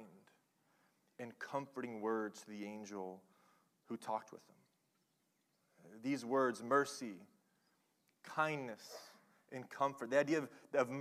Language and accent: English; Oklahoma, United States; I'm from Oklahoma